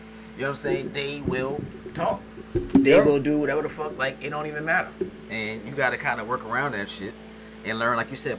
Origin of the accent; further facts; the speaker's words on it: New York, United States; also born or lived in Los Angeles; now in Atlanta, United States; I'm from New York